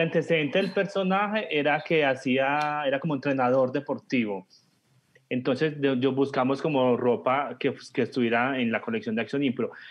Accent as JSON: {"language": "Spanish", "town": "Gómez Plata", "region": "Antioquia", "country": "Colombia", "tie": "born or raised there", "said": "Yo nací en Gómez Plata, yo realmente nací en Gómez Plata."}